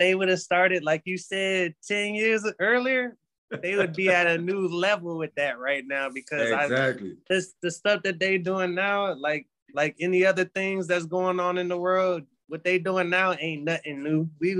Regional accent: Hawaii, United States; born there; also born or lived in Germany / South Carolina / North Carolina / Georgia; And I was born in Hawaii.

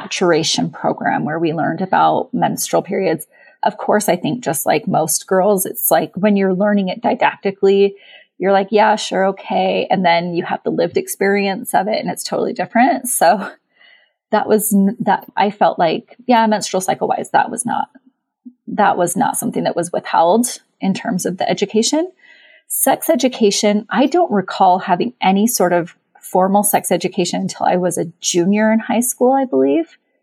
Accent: Utah, United States; I was raised LDS in Utah

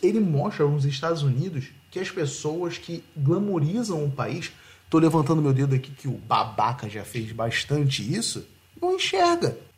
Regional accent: Rio de Janeiro, Brazil; eu sou do Rio

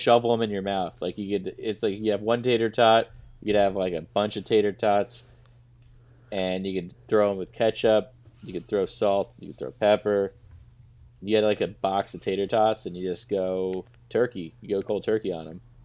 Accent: United States; I grew up in America.

